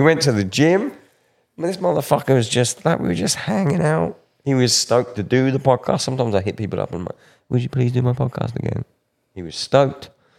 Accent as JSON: {"language": "English", "region": "England", "country": "United Kingdom", "said": "Oh, I'm from England. We don't fucking know. We had the Beano was our comic."}